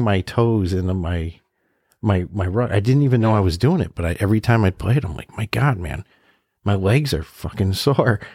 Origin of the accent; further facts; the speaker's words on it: New England, United States; we're from New England, so we only have legit like one real mountain